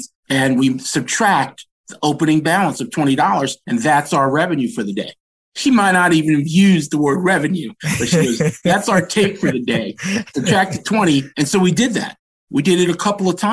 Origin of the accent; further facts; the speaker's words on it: Washington, District of Columbia, United States; I was born and raised in Adams Morgan